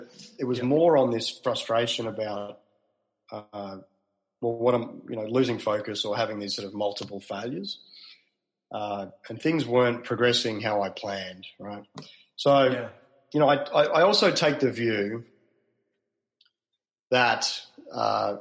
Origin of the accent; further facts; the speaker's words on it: Melbourne, Victoria, Australia; moved away as an adult; also born or lived in Sydney; now in Melbourne, Australia; So I'm from Melbourne originally